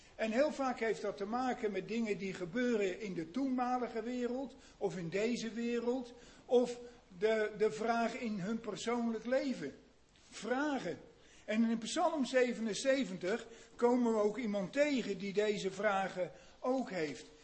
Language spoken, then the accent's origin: Dutch; Netherlands; moved away as an adult; wij Nederlanders